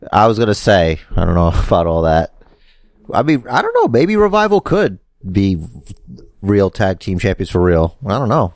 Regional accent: New York City, New York, United States; That's where I'm from, and that's where we're from

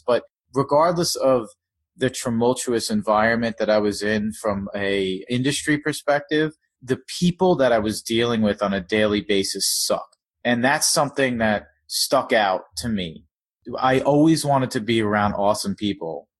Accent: Long Island, New York, United States; born or raised there; also born or lived in South Florida; now in New York City, United States

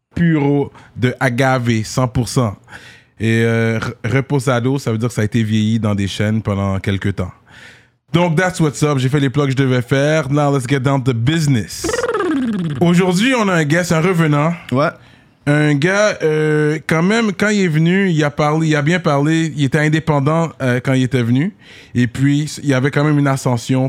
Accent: Montreal, Quebec, Canada; Je suis Monsieur de Montréal

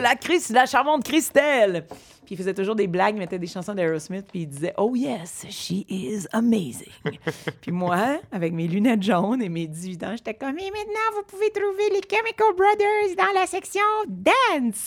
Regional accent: Montreal, Quebec, Canada; j'ai grandi dans Rosemont

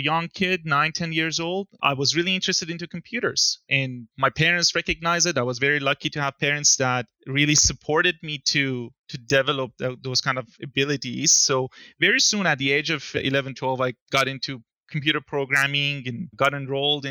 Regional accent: Iran; moved away as an adult; also born or lived in Milan, Italy; now in Calgary, Canada; I was born in Iran in 1988. So a bit of a long journey to get to where I am here in Calgary

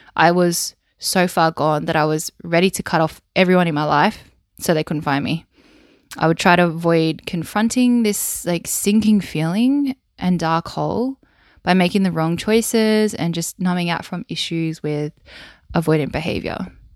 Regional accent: Wollongong, New South Wales, Australia; accent: Australian; I was born and bred in Wollongong on the south coast of New South Wales in Australia

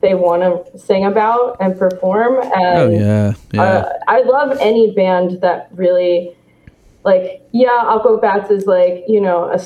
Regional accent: Newtown, Connecticut, United States; moved away as an adult; also born or lived in Long Island; now in Seattle, United States; In Connecticut, I grew up in Sandy Hook, Connecticut, and Newtown

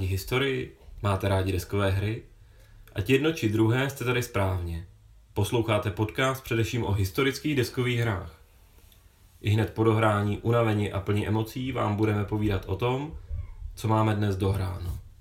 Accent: Prague, Czechia; já jsem z Prahy

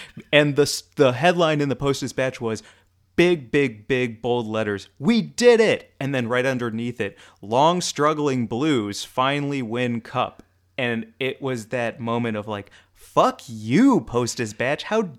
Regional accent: St. Louis, Missouri, United States; the St. Louis Blues, Stanley Cup champions. My hometown is the best team in hockey.

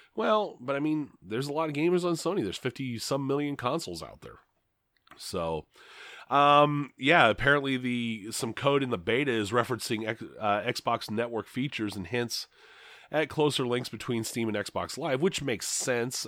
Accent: Grand Island, Nebraska, United States; there's a ton of fast food in my hometown

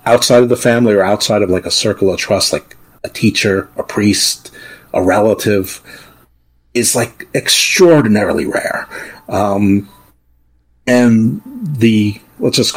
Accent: New York, United States; moved away; also born or lived in Baltimore; I grew up in New York, not too far out of the city

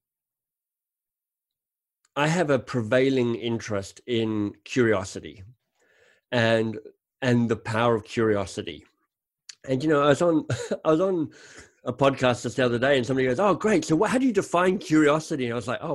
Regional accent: Canberra, Australian Capital Territory, Australia; moved away; I grew up in Canberra, the much mocked Canberra, but honestly, I loved growing up in Canberra.

